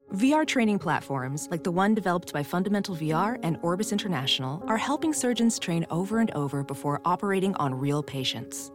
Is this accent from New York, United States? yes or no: yes; South Shore, Long Island, New York, United States; I'm from South Shore, Long Island.